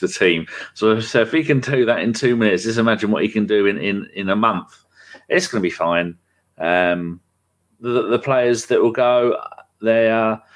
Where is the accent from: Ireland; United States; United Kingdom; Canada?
United Kingdom; England; being English